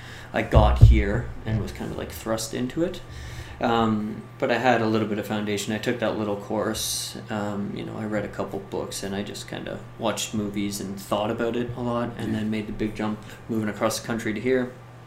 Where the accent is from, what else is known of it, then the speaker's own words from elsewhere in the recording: Canada; being Canadian, I couldn't go down to LA and just start working because